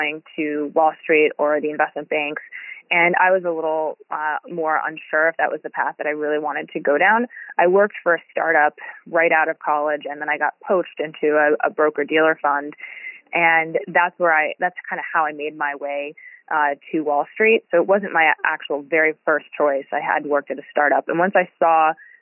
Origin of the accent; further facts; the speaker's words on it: New York City, New York, United States; moved away as an adult; I grew up in New York City